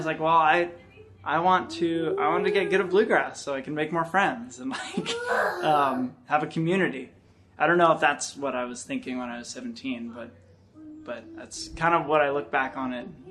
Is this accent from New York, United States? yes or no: no; Sacramento, California, United States; I'm from Sacramento